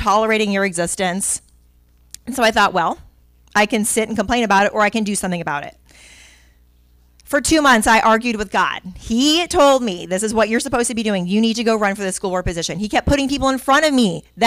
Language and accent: English; Miami, Florida, United States; also born or lived in Pinellas County, Florida; I am a Florida native that I was born in Miami, and I've been in Pinellas County since 1996